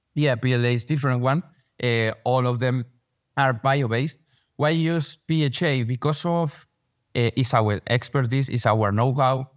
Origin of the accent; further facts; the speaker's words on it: Madrid, Community of Madrid, Spain; English is a second language; I was born here in Madrid. I came from Madrid. We met in, in, in New York, but, uh, I'm from Madrid.